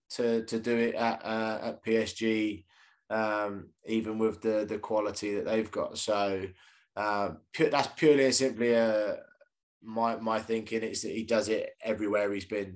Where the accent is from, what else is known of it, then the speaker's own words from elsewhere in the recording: Reading, South East England, United Kingdom; I was born in Reading as well.